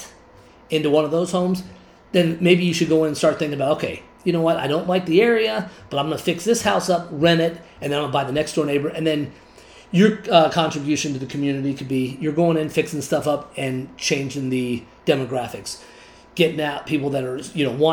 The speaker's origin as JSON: {"language": "English", "region": "Arizona", "country": "United States", "tie": "born or raised there", "said": "Grew up in Arizona here."}